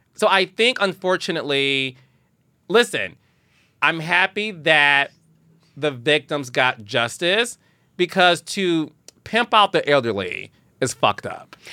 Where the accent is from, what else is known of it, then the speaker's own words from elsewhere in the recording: Detroit, Michigan, United States; Detroit, Michigan, which is my hometown